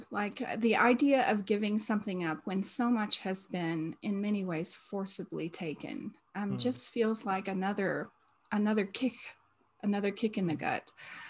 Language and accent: English; Colorado, United States; Yes, I am from the United States and I'm from Colorado.